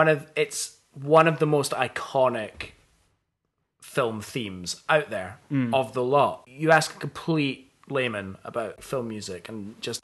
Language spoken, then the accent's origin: English; Scot, Scotland, United Kingdom; As a Scot, I love Sean Connery.